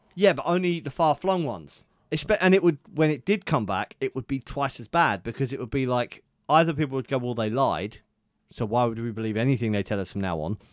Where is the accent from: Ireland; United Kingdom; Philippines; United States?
United Kingdom; England; accent: southern; all us actual English people